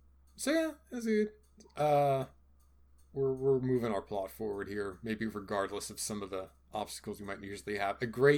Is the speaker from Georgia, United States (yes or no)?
yes; Georgia, United States; I'm from Georgia.